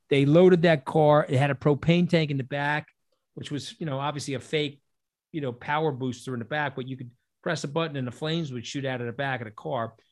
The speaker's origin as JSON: {"language": "English", "region": "New York", "country": "United States", "said": "a New Yorker"}